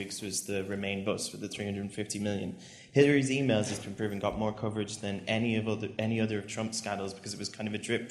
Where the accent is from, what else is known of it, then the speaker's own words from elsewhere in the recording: Ireland; I'm from Ireland, and I'm a human rights student